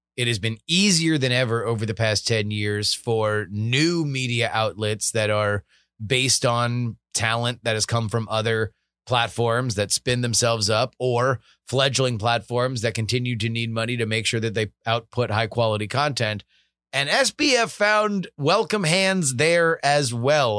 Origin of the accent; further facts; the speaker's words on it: South Florida, United States; I grew up in South Florida